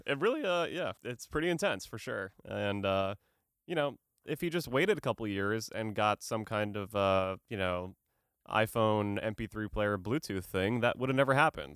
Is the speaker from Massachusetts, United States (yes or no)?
yes; Boston, Massachusetts, United States; I'm an Irish dude from Boston